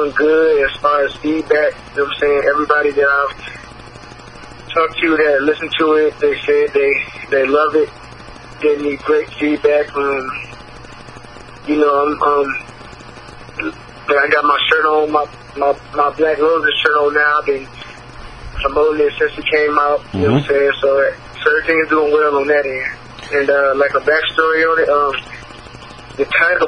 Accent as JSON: {"language": "English", "town": "Elkhart", "region": "Indiana", "country": "United States", "tie": "born or raised there", "said": "I grew up in Elkhart, Indiana"}